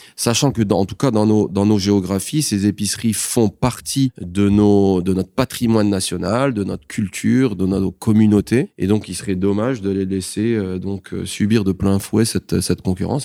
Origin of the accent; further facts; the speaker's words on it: Rabat, Rabat-Salé-Kénitra, Morocco; also born or lived in Paris, France; je suis marocain, je suis né ici. J'ai fait l'école française, j'ai eu mon bac au lycée français de Rabat